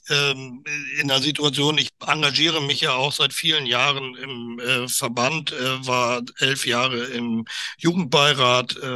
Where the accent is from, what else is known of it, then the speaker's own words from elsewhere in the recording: Northern Germany, Germany; also als Norddeutscher, ich bin zwar kein Seefahrer, aber als Norddeutscher weiß ich zumindest, wo das Wasser liegt.